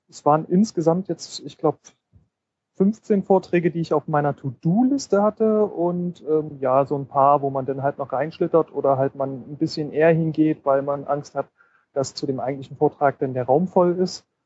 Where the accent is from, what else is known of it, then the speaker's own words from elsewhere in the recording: Leipzig, Saxony, Germany; Also ich komme aus Leipzig, von dem her sind siebeneinhalb Stunden Zugfahrt, aber das geht schon.